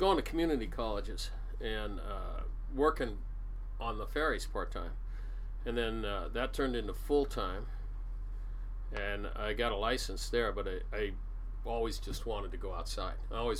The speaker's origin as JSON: {"language": "English", "town": "Seattle", "region": "Washington", "country": "United States", "tie": "born or raised there", "said": "I was born in Seattle, raised here. My parents were born and raised here, or my dad was. And big Seattle family."}